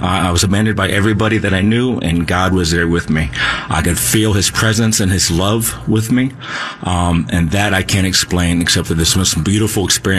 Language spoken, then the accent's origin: English; Alexandria, Virginia, United States; I grew up in Alexandria, Virginia, right outside of the District of Columbia.